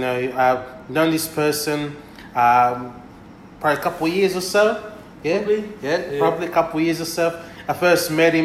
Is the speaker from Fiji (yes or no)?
yes; Tailevu, Central Division, Fiji; me being from Tailevu